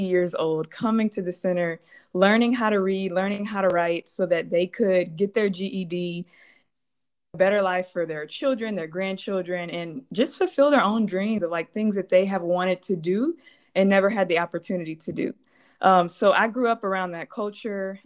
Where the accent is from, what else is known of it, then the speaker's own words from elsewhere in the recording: Baton Rouge, Louisiana, United States; moved away as an adult; now in Chicago, United States; I grew up in Baton Rouge